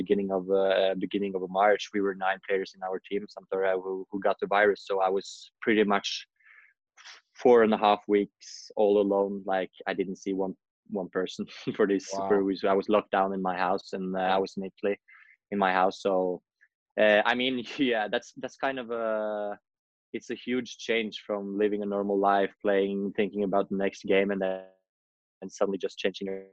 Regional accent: Oslo, Norway; I grew up in Norway, in Oslo, the capital

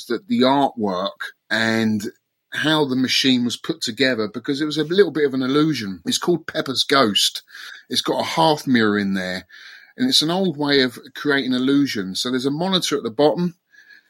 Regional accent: Twickenham, London, United Kingdom; I'm from London. I'm from Twickenham. Grew up in Twickenham, the home of English rugby

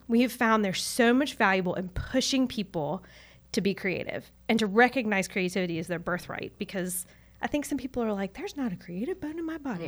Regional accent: Charlotte, North Carolina, United States; I grew up in Charlotte

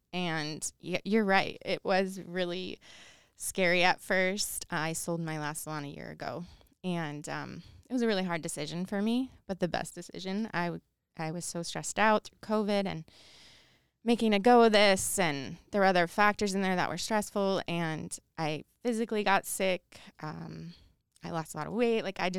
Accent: outside of Chicago, Illinois, United States; now in Idaho, United States; I grew up outside of Chicago

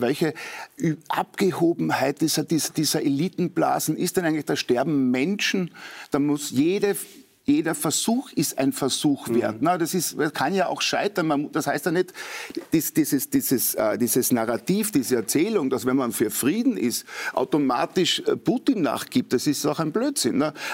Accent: Austria; Als Österreicher

